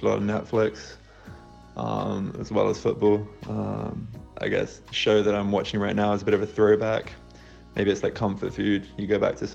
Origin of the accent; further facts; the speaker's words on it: Kent, South East England, United Kingdom; I grew up in Kent, like an hour outside of London.